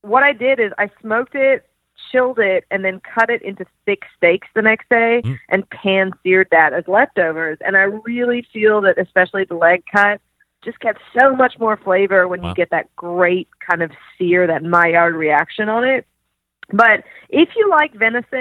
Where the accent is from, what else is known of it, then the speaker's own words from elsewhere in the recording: Australia; moved away; I grew up in Australia